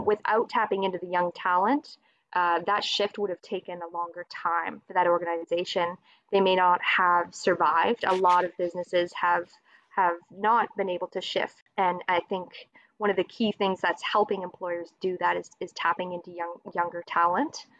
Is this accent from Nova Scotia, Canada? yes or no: yes; Dartmouth, Nova Scotia, Canada; I'm from Dartmouth, Nova Scotia. So, I'm on the east coast of Canada.